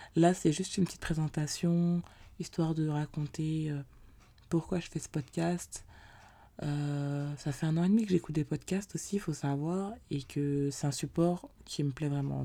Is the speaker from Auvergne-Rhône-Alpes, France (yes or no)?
no; Paris, Île-de-France, France; je suis originaire de Paris